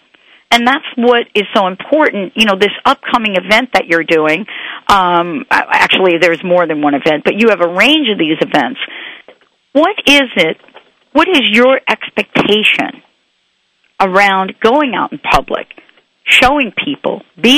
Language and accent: English; New York, United States; moved away; I grew up in New York. And even though I'm not in New York now